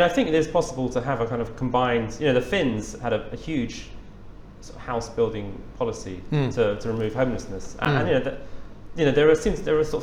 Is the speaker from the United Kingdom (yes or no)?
yes; England, United Kingdom; as an Englishman